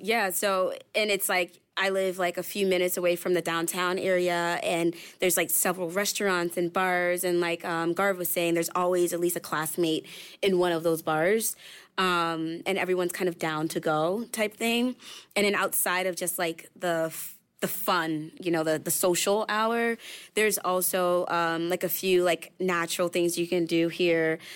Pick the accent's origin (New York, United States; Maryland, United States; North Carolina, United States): Maryland, United States; now in Ann Arbor, United States; I'm from the East Coast. So, in Maryland